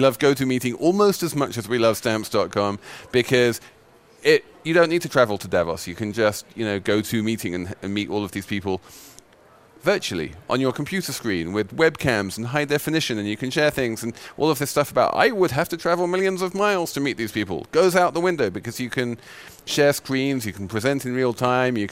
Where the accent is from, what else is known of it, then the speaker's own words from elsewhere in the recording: England, United Kingdom; I'm English